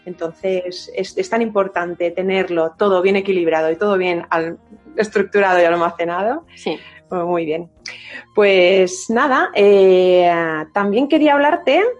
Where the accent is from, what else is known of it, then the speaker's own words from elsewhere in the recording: Valencian Community, Spain; Soy valenciana.